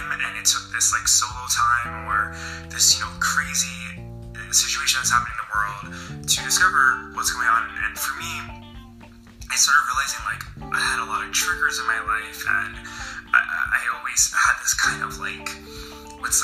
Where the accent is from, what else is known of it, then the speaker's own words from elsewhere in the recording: New York, United States; I'm an author from New York